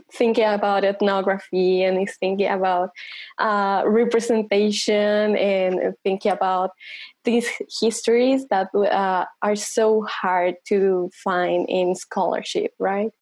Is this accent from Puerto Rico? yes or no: no; Colombia; now in United States; I'm from Colombia and a PhD student in ethnomusicology.